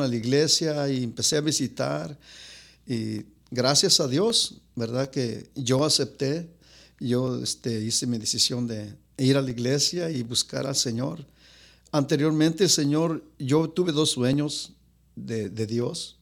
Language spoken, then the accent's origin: Spanish; Guadalajara, Jalisco, Mexico; moved away; ahí crecí. Ahí crecí en Guadalajara